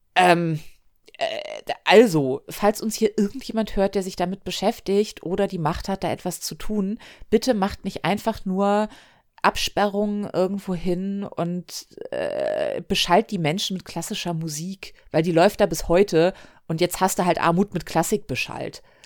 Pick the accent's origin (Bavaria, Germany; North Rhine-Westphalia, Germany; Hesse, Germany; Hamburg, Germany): Hamburg, Germany; ich bin am Hamburger Hauptbahnhof groß geworden